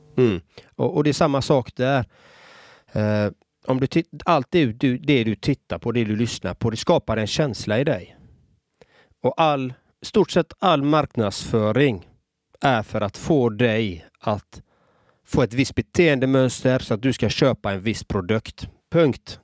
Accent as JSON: {"language": "Swedish", "town": "Gothenburg", "region": "Västra Götaland", "country": "Sweden", "tie": "born or raised there", "said": "Själv är jag uppvuxen i en förort i Göteborg."}